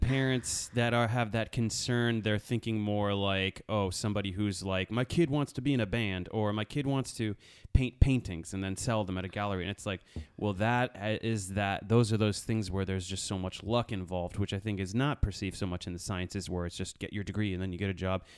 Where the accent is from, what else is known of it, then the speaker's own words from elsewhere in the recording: Connecticut, United States; I'm grew up in Connecticut